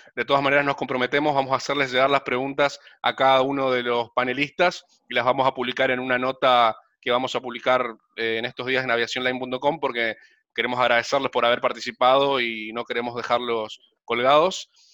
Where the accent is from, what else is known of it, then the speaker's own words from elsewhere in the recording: Resistencia, Chaco, Argentina; yo también soy del interior, soy de Resistencia Chaco